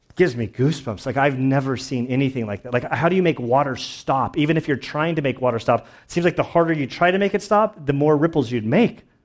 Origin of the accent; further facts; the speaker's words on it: United States; We as American Christians are in the super minority